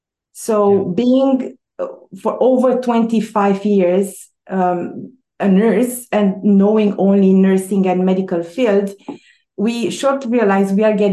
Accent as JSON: {"language": "English", "country": "Romania", "also_born_or_lived": "Quebec, Canada / Toronto, Canada", "second_language": "English", "moved": "as an adult", "lives_now": "Canada", "said": "But I came from Romania. My husband and I, we immigrated in 2001. We came in Quebec, on the Quebec side. And so we were both professionals in Romania."}